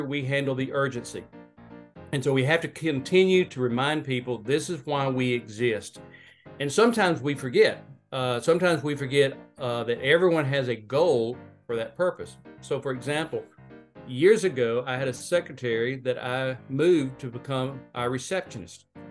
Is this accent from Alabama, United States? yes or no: yes; Northport, Alabama, United States; moved away as an adult; I grew up in Northport, Alabama, which is across the river from Tuscaloosa.